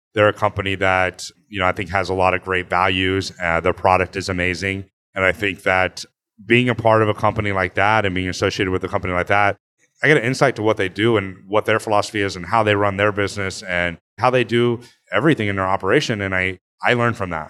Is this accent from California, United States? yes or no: yes; Placerville, California, United States; also born or lived in Texas / Napa, California / New York; now in Los Angeles, United States; I was born in Texas, lived in Texas until, like, second grade, moved to Northern California, to Placerville area, and then moved to Napa